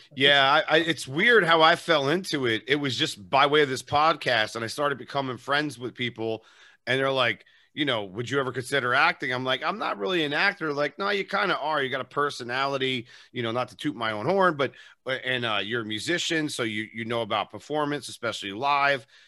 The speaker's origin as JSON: {"language": "English", "region": "New York area", "country": "United States", "said": "I'm from New York area"}